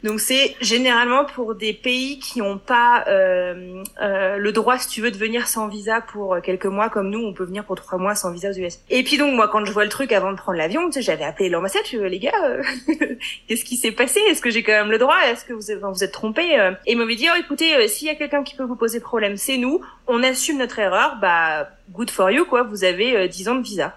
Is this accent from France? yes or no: yes; Brittany, France; moved away as an adult; also born or lived in Buffalo, United States; now in United States; je suis bretonne